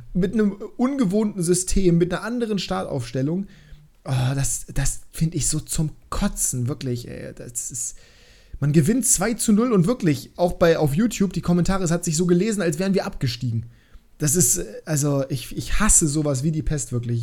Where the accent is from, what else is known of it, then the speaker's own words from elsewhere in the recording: Hanover, Lower Saxony, Germany; ich auch, äh, sowieso als, äh, als Hannoveraner